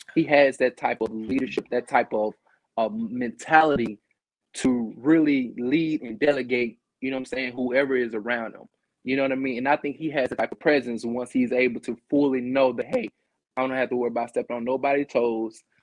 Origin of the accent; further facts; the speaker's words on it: Natchez, Mississippi, United States; I'm from Mississippi